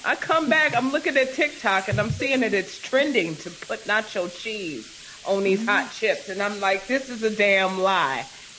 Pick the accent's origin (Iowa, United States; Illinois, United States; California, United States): Illinois, United States; Maywood; moved away as an adult; also born or lived in China; I was born in Maywood. I believe Maywood counts. Maywood is an extension of the west side of Chicago.